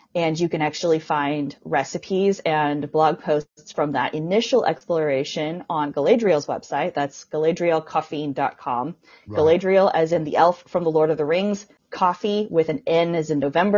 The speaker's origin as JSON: {"language": "English", "country": "United States", "said": "I'm from the United States."}